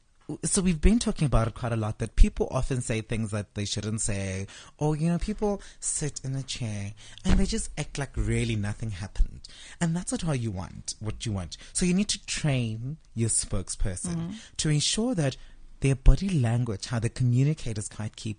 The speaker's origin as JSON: {"language": "English", "country": "South Africa", "said": "my tax money as a South African citizen paying tax"}